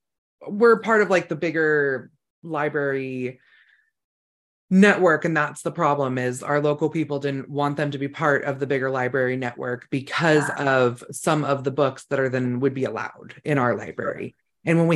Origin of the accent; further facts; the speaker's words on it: rural California, United States; now in Idaho, United States; I grew up in rural California